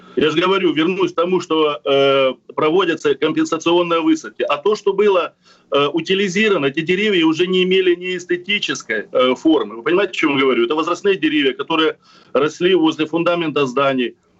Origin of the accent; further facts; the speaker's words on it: Crimea, Ukraine; Я коренной крымчанин